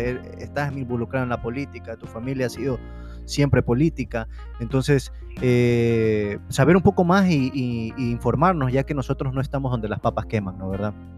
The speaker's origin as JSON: {"language": "Spanish", "town": "Guayaquil", "region": "Guayas", "country": "Ecuador", "tie": "born or raised there", "also_born_or_lived": "Ambato", "said": "yo casi toda mi infancia viví en Ambato. Eh, yo vivía en Guayaquil, pero siempre viajaba a Ambato"}